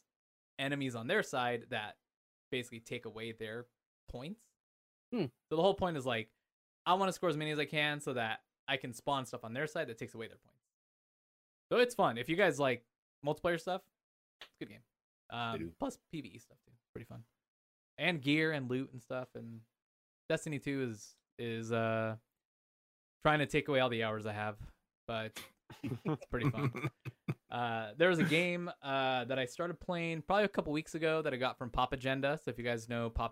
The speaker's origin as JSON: {"language": "English", "town": "Anaheim", "region": "California", "country": "United States", "tie": "born or raised there", "moved": "as an adult", "lives_now": "Idaho, United States", "said": "I grew up in Southern California. I grew up in Anaheim"}